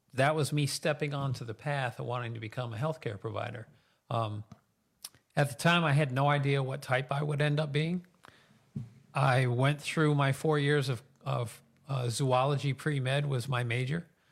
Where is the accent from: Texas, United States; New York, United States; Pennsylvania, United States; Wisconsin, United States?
New York, United States; Mahopac; I was raised in Mayapack, graduated from Mayapack High School